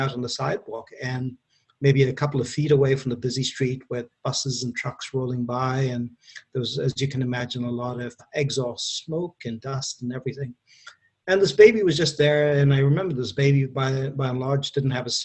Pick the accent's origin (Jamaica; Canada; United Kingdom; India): India; moved away as an adult; also born or lived in Kuwait / Mumbai, India / Wyoming, United States; now in United States; I was born in India. My family lived in the Middle East, so I grew up a little bit in Kuwait and used to go back and forth between India and Kuwait because I studied in India for the most part.